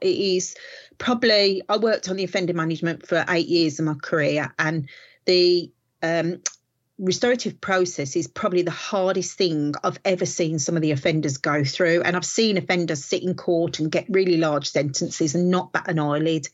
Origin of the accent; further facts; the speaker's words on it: Walsall, West Midlands, United Kingdom; I am from the West Midlands in a place called Warsaw